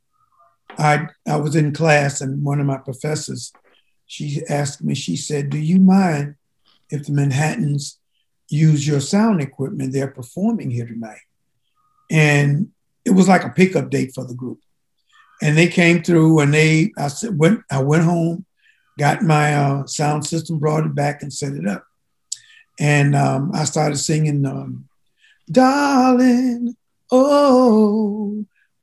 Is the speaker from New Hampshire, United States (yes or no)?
no; Henderson, North Carolina, United States; I am originally from Henderson, North Carolina